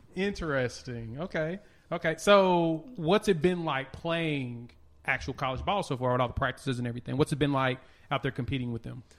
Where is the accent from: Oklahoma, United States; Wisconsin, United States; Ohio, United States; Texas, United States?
Oklahoma, United States; Tulsa; I was a kid growing up in Tulsa